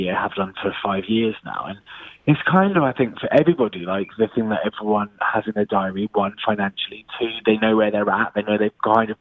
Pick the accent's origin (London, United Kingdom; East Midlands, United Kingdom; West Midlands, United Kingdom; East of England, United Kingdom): East of England, United Kingdom; Luton; I'm from Luton